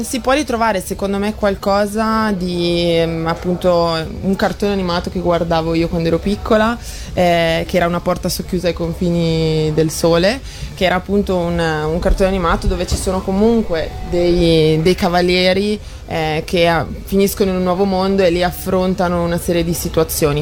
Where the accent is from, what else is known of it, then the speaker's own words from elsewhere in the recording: Brescia, Lombardy, Italy; io sono di Brescia